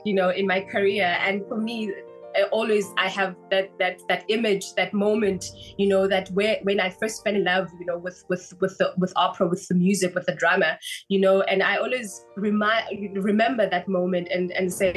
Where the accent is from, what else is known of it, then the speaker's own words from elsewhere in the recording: Port Elizabeth, Eastern Cape, South Africa; I grew up in Port Elizabeth, and then went to study in Cape Town